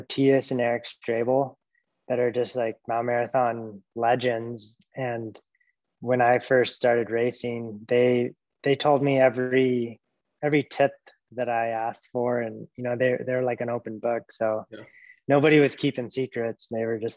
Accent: Fairbanks, Alaska, United States; moved away as an adult; also born or lived in Montana; now in Anchorage, United States; I grew up in Fairbanks, and my older siblings Nordic skied

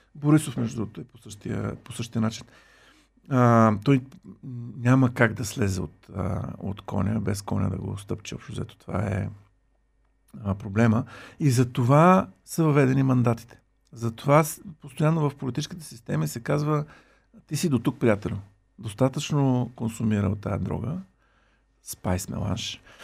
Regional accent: Bulgaria

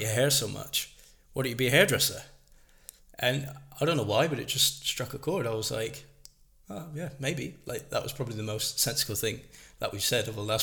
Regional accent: Plymouth, South West England, United Kingdom; my hometown, Plymouth Roller Hockey Club

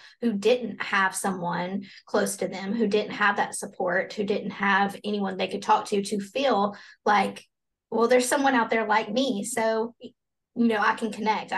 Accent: Alabama, United States; I'm from Alabama. And so this is a very Bible Belt

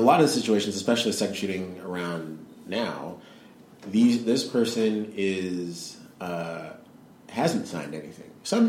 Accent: Georgia, United States; I'm from Georgia, guys.

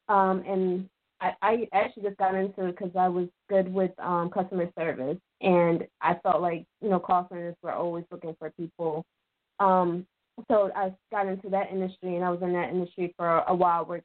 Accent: Philadelphia, Pennsylvania, United States; I was born and raised in Philadelphia.

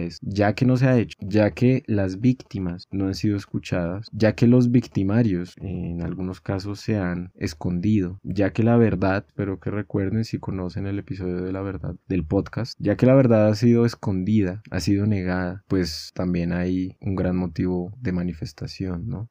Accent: Colombia; nos han llevado como colombianos y colombianas

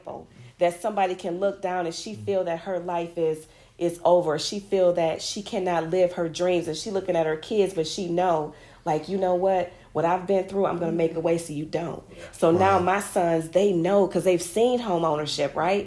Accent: Grand Rapids, Michigan, United States; Growing up in Grand Rapids, Michigan, we're known, of course, from the Mayweathers and the …

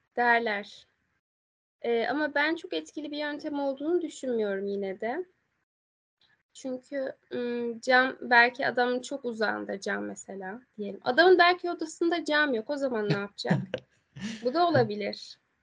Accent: Aegean Region, Turkey; Biz Egeliyiz ve biz e, Ege'nin has yörüklerindeniz.

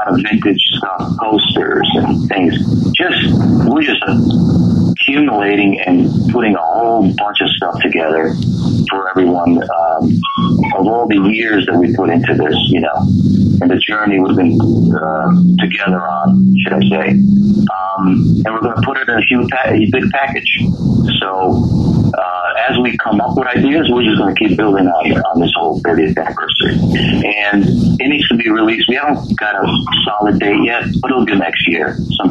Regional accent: Zagreb, City of Zagreb, Croatia; moved away; I was born in Zagreb

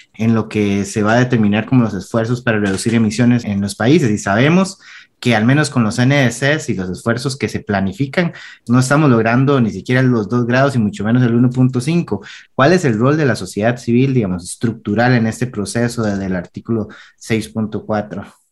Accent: Costa Rica

